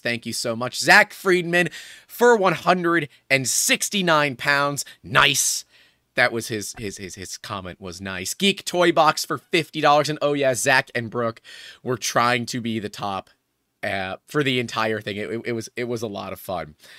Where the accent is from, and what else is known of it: United States